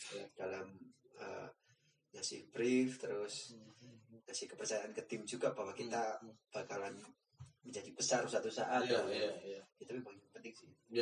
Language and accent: Indonesian; Temanggung, Central Java, Indonesia; kalau di Temanggung itu hmm. mas, terutama di desaku